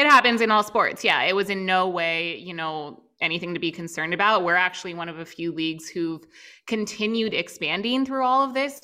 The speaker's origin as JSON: {"language": "English", "area": "outside Philadelphia", "region": "Pennsylvania", "country": "United States", "tie": "born or raised there", "also_born_or_lived": "Chicago", "moved": "as an adult", "said": "just outside Philly."}